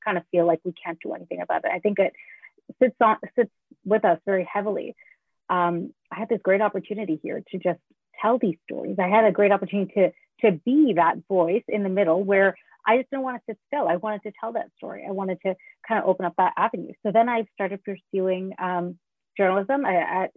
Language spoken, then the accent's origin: English; Canada; also born or lived in Sri Lanka; I immigrated to Canada from Sri Lanka